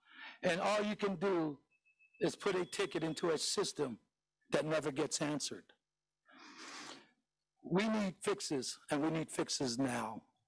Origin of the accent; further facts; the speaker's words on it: San Francisco, California, United States; a childhood friend of mine that I grew up with in the Mission. I am a product of this school district.